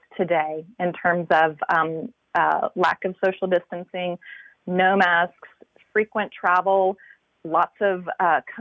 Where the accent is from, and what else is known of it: Atlanta, Georgia, United States; born or raised there